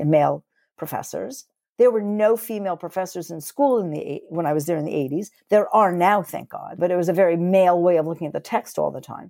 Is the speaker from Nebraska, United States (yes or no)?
no; New York, United States; moved away as an adult; now in Toronto, Canada; I'm originally from New York